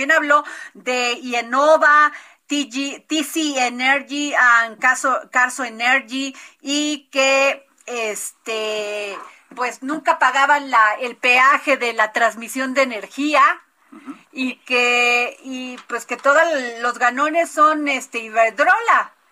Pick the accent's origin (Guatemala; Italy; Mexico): Mexico; Poza Rica, Veracruz; Bueno, yo soy de Poza Rica, Veracruz. Ahí quemaban